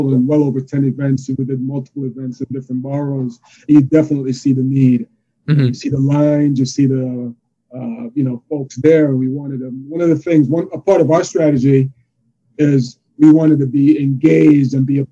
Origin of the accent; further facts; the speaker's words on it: Jamaica; now in Yonkers, United States; I am from New York. I am Jamaican by birth, but I'm a New Yorker for over two decades